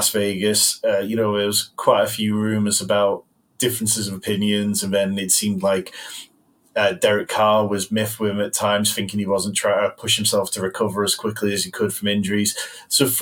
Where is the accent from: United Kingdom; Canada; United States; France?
United Kingdom; I'm a Brit.